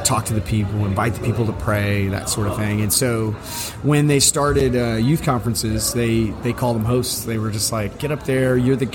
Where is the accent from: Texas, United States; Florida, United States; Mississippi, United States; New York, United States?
Texas, United States; Houston; I grew up in Houston, Texas